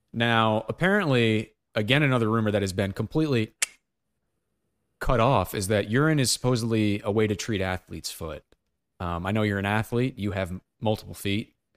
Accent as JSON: {"language": "English", "country": "United States", "said": "as an American"}